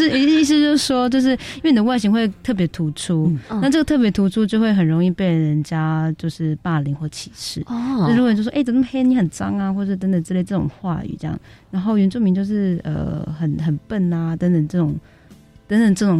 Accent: Taoyuan, Taiwan; also born or lived in Pingtung County; 我其实很早就在桃园长大的，因为跟爸爸妈妈工作的关系哦。

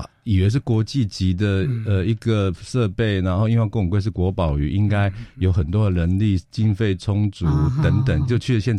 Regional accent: Taiwan; 因为我们台湾人很聪明嘛

